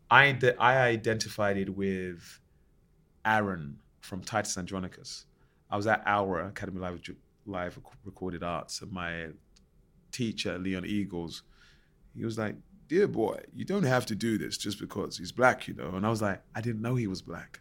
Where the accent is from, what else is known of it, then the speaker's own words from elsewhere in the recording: London, United Kingdom; I grew up in Plasto and then you know, ten minutes down the road, you got Canning Town.